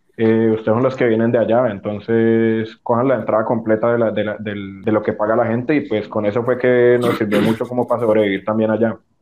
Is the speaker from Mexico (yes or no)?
no; Colombia